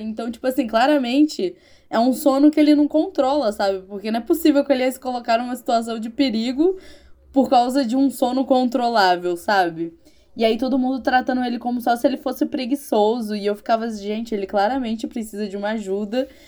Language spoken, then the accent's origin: Portuguese; Rio de Janeiro, Brazil; eu sou carioca